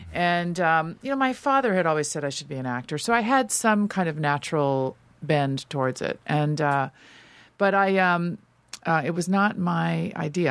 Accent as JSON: {"language": "English", "town": "Los Angeles", "region": "California", "country": "United States", "tie": "born or raised there", "also_born_or_lived": "New York", "said": "I grew up all around Los Angeles, but I ended up on the West Side"}